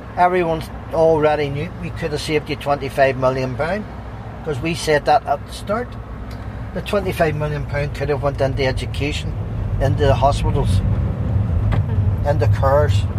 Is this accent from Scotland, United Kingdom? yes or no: no; Northern Ireland, United Kingdom; This is a great wee country